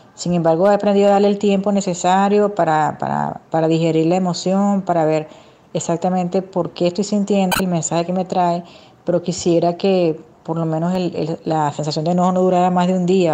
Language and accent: Spanish; Venezuela; now in Santiago, Chile; soy venezolana y este mensaje te lo estoy mandando desde Santiago de Chile